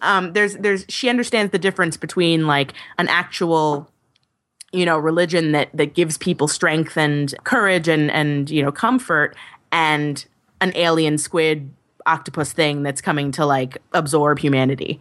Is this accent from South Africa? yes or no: no; Long Island, New York, United States; I grew up on Long Island and it's boring as all get out.